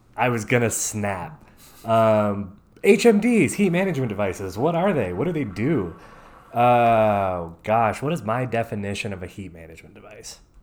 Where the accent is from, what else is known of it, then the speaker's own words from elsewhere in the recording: Tennessee, United States; I'm from East Tennessee, uh, or I lived in East Tennessee for a while, but from Tennessee, born and raised